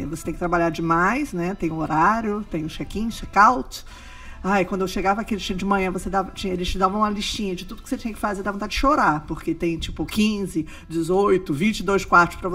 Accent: Rio de Janeiro, Brazil; moved away as an adult; now in Orlando, United States; Eu cheguei aqui em 2001, então agora em maio já vão fazer 18 anos que hum. eu tô em Orlando.

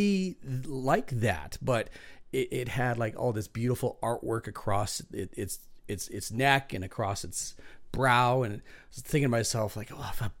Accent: Prince George, British Columbia, Canada; my hometown of Prince George

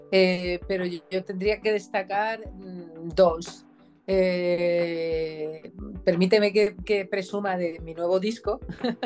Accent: Paris, Île-de-France, France; born there; Bueno, yo nací en París, de ahí que tenga pues una cierta ah, cercanía a la música francesa

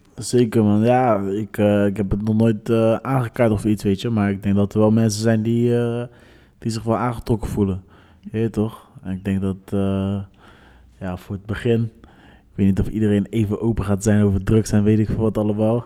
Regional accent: Rotterdam, South Holland, Netherlands; we zijn opgegroeid in het Hof van de leeuw, weet je toch? Rotterdam Zuid gewoon

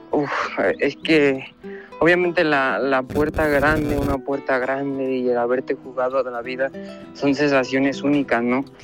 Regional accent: Morelia, Michoacán, Mexico; Se ha anunciado la corrida de aquí de mi tierra en Morelia en febrero

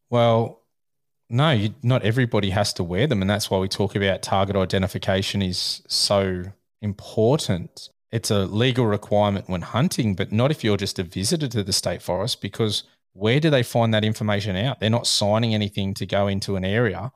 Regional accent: Australia; I'm Australian.

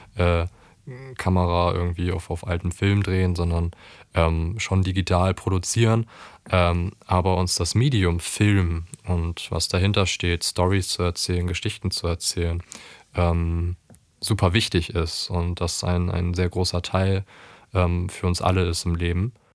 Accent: Cuxhaven, Lower Saxony, Germany; wir kommen aus einem kleinen Ort, wir kommen aus Cuxhaven

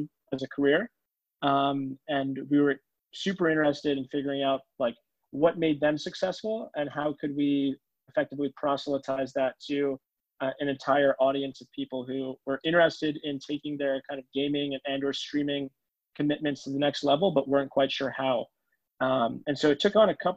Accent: Long Island, New York, United States; moved away as an adult; also born or lived in Cambridge; now in San Francisco, United States; I'm from Long Island, New York, which is where I grew up

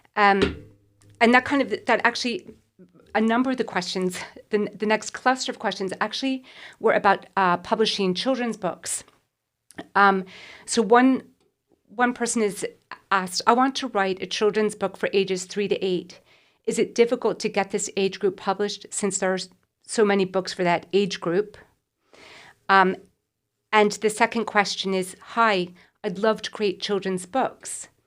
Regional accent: United States; moved away; I grew up in America

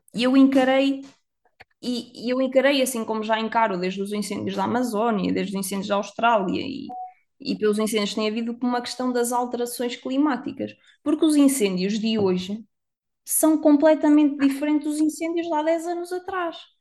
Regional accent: Viseu, Centro, Portugal; moved away; Eu sou de Viseu, a cidade das rotundas.

